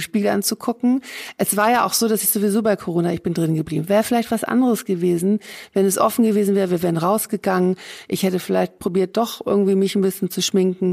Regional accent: Hamburg, Germany; moved away as an adult; also born or lived in Rhine-Main area; now in Essen, Germany; Ich bin in Hamburg geboren.

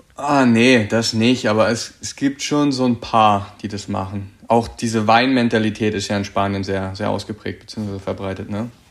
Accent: Berlin, Germany; also born or lived in Cottbus / Erzgebirge; now in Hürth, Germany; ursprünglich komme ich aus Berlin, war dann auf der Sportschule in Cottbus ähm, bis 2018 Frühjahr

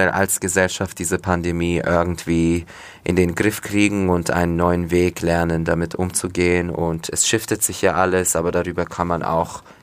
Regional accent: Turkey; da spricht man auch nur Alttürkisch. Und das ist meine Heimat. Da sind immer noch meine, meine Großeltern

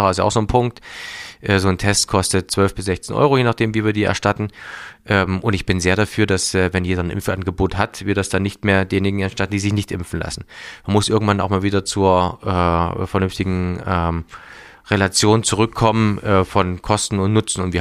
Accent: Thuringia, Germany; wir sind ja ein wirklich äh, kleines Bundesland, aber eins, das in der Mitte Deutschland liegt

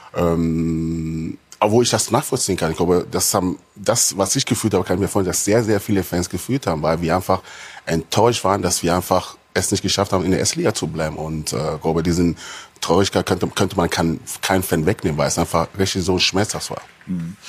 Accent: Hanover, Lower Saxony, Germany; bei uns in Hannover

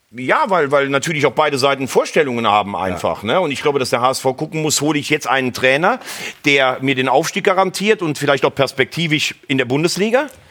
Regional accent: Rhineland, Germany; bei uns im Rheinland

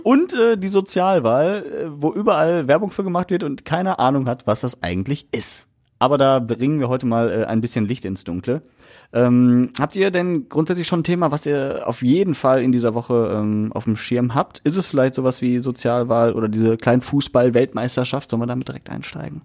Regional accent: Essen, North Rhine-Westphalia, Germany; hier bei uns in Essen

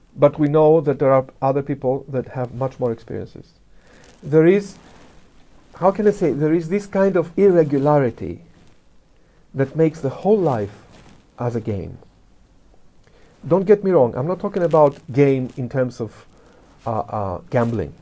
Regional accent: Greece; if I start talking immediately, you can realize that I come from Greece

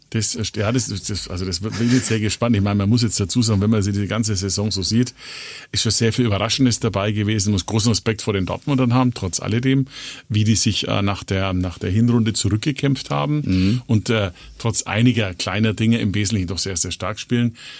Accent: Nuremberg, Bavaria, Germany; bei uns in Nürnberg

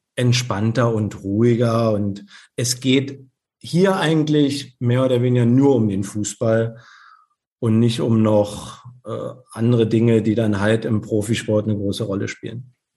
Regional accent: Berlin, Germany; moved away as an adult; also born or lived in Leverkusen / Hamburg / Birmingham; now in Rostock, Germany; Ich bin gebürtiger Berliner.

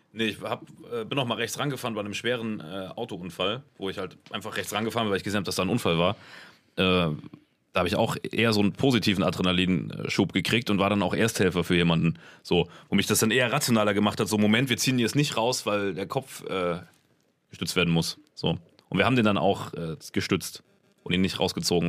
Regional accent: Germany; ich bin aus Deutschland

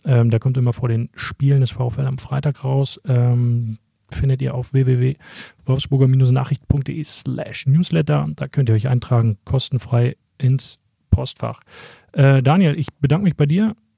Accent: Schöningen area, Lower Saxony, Germany; ich komme da aus der Gegend, deswegen kenne ich mich dort ganz gut aus

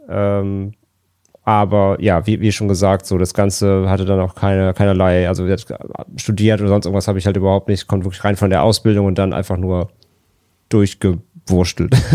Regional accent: Rhineland, Germany; now in Hamburg, Germany; komme ja gebürtig aus dem Rheinland

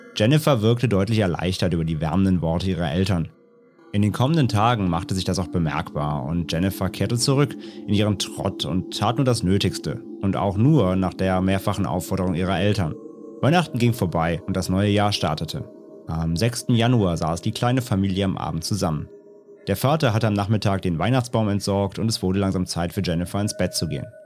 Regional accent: Rhineland, Germany; ich komme ja aus dem Rheinland

